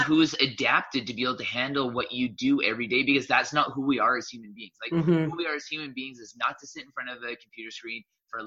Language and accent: English; Southern Alberta, Canada; I grew up in Southern Alberta